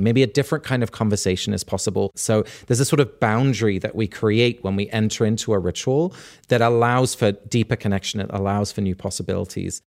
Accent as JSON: {"language": "English", "region": "England", "country": "United Kingdom", "tie": "born or raised there", "said": "growing up in England in this rural part of the country"}